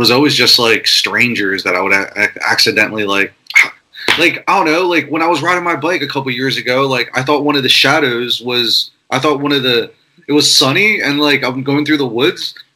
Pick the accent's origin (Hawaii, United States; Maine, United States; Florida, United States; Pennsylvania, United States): Pennsylvania, United States; Philadelphia; I grew up in Philadelphia